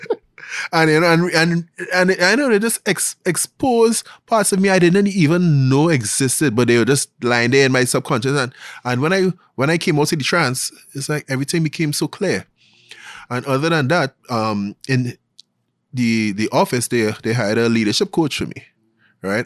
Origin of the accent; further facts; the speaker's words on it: Glencoe, Trinidad & Tobago; I grew up in Glencoe, Trinidad